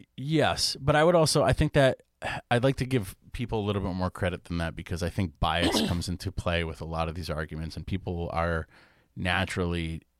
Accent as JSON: {"language": "English", "area": "New England", "region": "Connecticut", "country": "United States", "tie": "born or raised there", "said": "growing up in New England, Connecticut"}